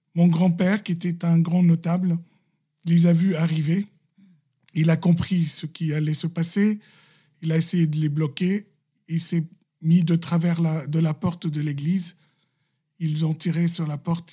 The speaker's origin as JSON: {"language": "French", "country": "Lebanon", "said": "Je suis libanais chrétien, catholique"}